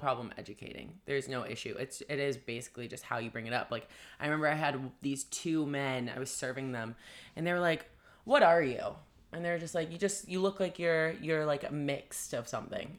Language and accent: English; Vancouver, British Columbia, Canada; I'm from, like, Vancouver.